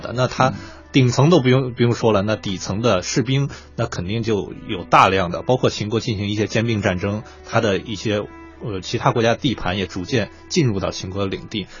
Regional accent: Xi'an, Shaanxi, China; 确实，因为兵马俑离我家很很近，我家是西安的，所以我去兵马俑说，当时也也注意看了

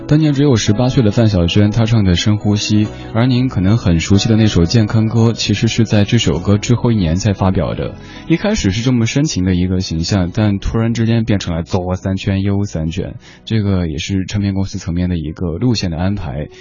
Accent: Chengdu, Sichuan, China; moved away; 我的家乡成都那边儿

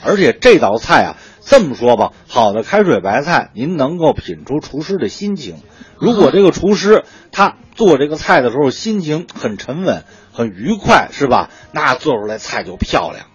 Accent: Northeast China, China; 咱们东北人就爱吃各种各样的干儿

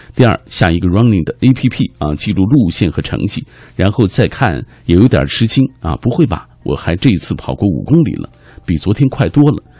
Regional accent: China; 我们中国人的传统是，呃，过完十五就算过完，过完这个年了

